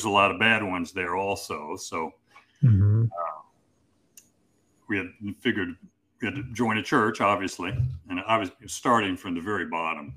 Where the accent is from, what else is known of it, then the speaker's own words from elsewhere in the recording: Kansas City, Missouri, United States; we moved back to Kansas City, where I'm from Missouri, kind of home base is Missouri